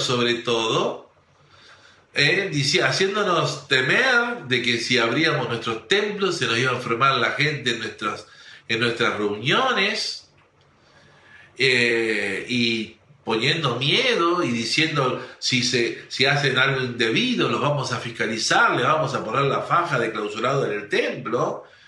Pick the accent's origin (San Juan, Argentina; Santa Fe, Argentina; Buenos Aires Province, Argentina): Santa Fe, Argentina; northern; somos unos santafesinos del, unos changos santafesinos del norte, algunos rejuntados, uno de, de, Rosario, otro de Córdoba, otro de ahí